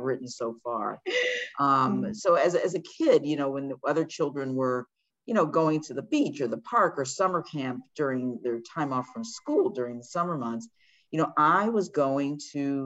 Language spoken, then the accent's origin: English; Washington, District of Columbia, United States; I was born in Washington, D.C. a few weeks after Martin Luther King gave his landmark I Have a Dream speech.